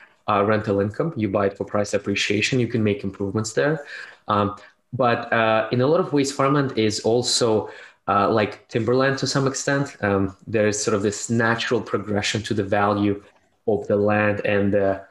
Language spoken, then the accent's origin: English; Russia; moved away as an adult; also born or lived in Canada; now in United States; I was born in Soviet Union, raised in Russia, and moved to Canada in 2007 before moving to United States in 2016